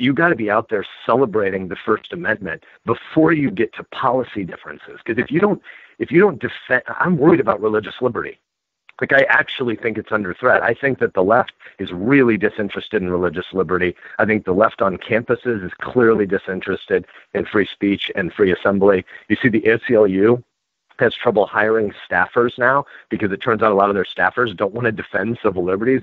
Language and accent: English; Nebraska, United States; I'm a Nebraskan